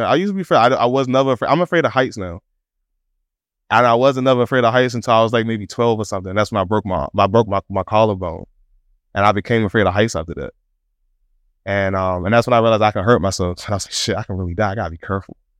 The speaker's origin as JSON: {"language": "English", "town": "Washington", "region": "District of Columbia", "country": "United States", "tie": "born or raised there", "said": "We grew up in Southeast D C"}